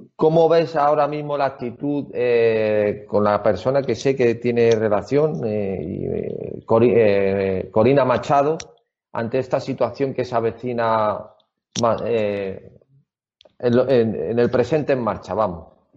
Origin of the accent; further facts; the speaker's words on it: Spain; yo como español